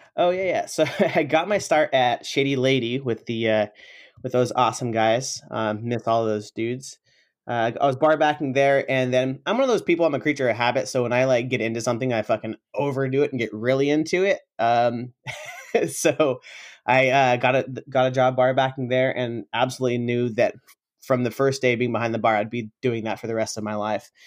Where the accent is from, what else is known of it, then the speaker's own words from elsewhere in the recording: Sacramento, California, United States; also born or lived in San Francisco; I came back to Sacramento, uh, my hometown